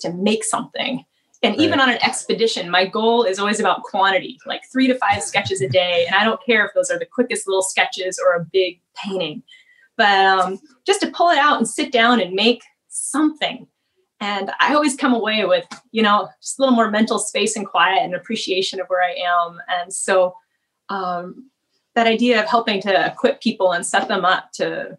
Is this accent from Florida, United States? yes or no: no; Seattle, Washington, United States; also born or lived in Northfield, Minnesota; being born and raised in Seattle